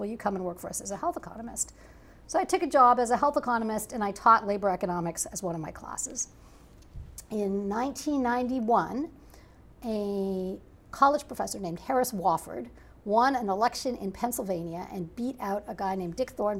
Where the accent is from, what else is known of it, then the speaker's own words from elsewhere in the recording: Toronto, Ontario, Canada; moved away as an adult; now in United States; I'm actually from Canada. I grew up in Toronto